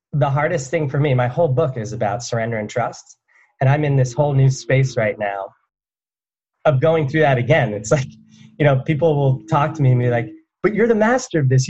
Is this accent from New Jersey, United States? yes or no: yes; New Jersey, United States; where I grew up from in New Jersey